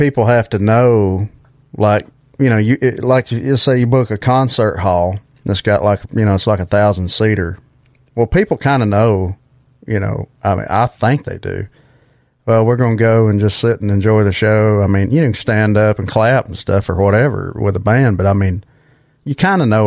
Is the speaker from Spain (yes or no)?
no; Alabama, United States; my hometown here in Alabama